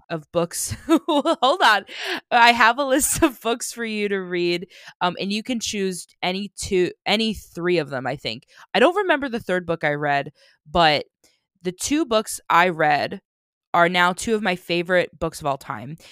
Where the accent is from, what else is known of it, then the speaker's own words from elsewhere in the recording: United States; I'm obnoxiously American